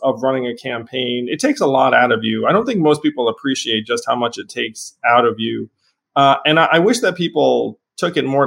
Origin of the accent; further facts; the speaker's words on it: Schenectady, New York, United States; I was born in Schenectady, New York. My dad worked for GE. So if you're the first generation born in this country, growing up in Schenectady and then the suburbs of New York City